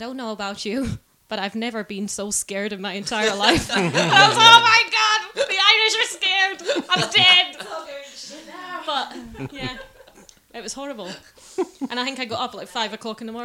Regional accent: Australia; moved away; I'm not from New Zealand, from Australia

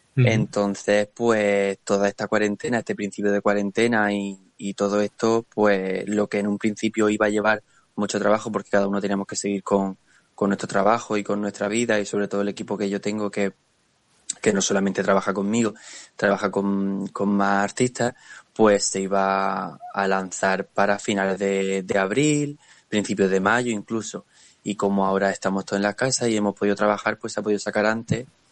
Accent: Murcia, Region of Murcia, Spain; es mi gente, no es mi tierra

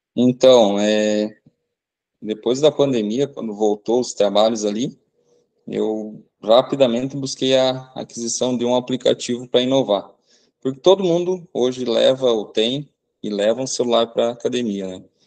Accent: Santa Teresinha, Brazil; a minha cidade natal, aqui para Santa Teresinha

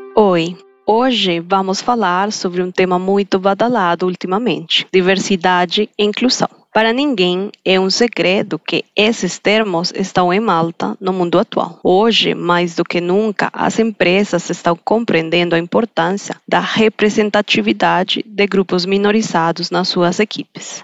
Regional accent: Colombia; Portuguese is a second language; moved away

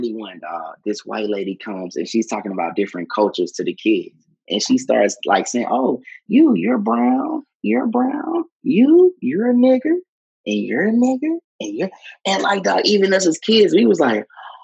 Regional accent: Houston, Texas, United States; Growing up in Houston

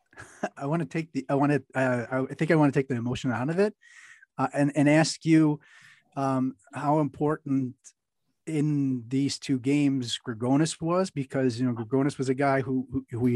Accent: United States; as an American

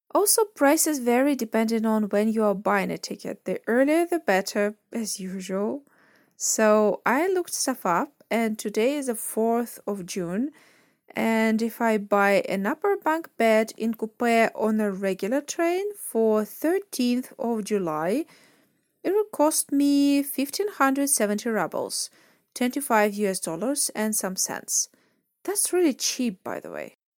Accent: Russia; born or raised there

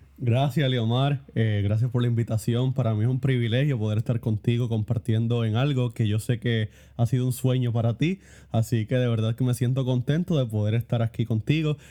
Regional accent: Puerto Rico; realmente esa fue la primera vez que yo salí de Puerto Rico

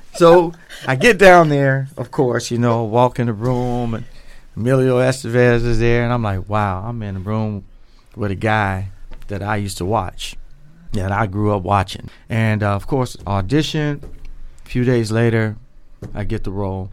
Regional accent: Dayton, Ohio, United States; born and raised in Dayton, Ohio

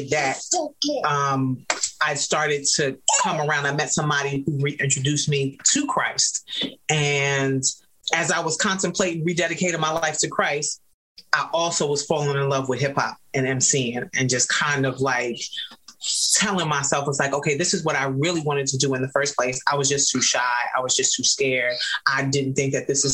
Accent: New York City, New York, United States; I grew up in New York City

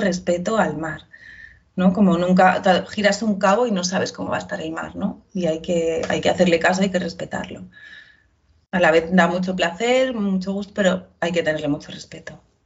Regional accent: Ibiza, Balearic Islands, Spain; also born or lived in Pamplona; en mi tierra, ¿no? O sea, en Ibiza

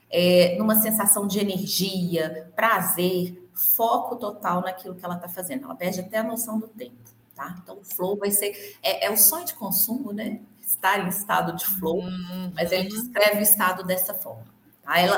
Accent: Minas Gerais, Brazil; born there; also born or lived in Belo Horizonte; Estou muito longe de BH, não, estou a 110 quilômetros, mas eu moro no interior. Nasci aqui, morei muitos anos em BH e estou aqui de novo.

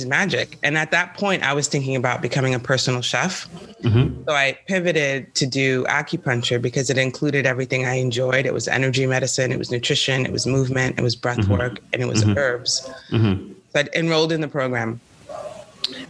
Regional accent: New York City, New York, United States; moved away as an adult; also born or lived in San Francisco; now in California, United States; I'm from New York City

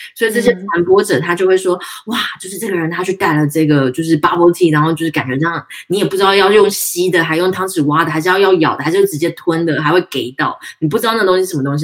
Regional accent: Tainan, Taiwan; 因为我们台南人嘛

